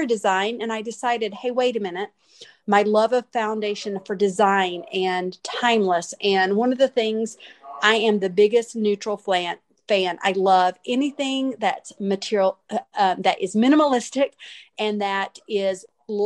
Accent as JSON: {"language": "English", "town": "Hickory", "region": "North Carolina", "country": "United States", "said": "I'm from Hickory, North Carolina."}